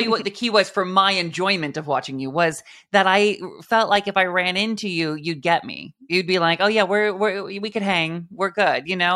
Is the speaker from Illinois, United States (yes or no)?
no; Mount Vernon, Washington, United States; Little farm, little farm town in Washington State, above Seattle, right under Vancouver, British Columbia, Mount Vernon, Washington